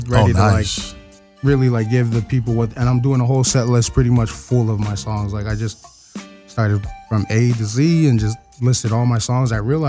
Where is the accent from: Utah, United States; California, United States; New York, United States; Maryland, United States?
Utah, United States; Provo; And now I went back to my hometown after staying here for a while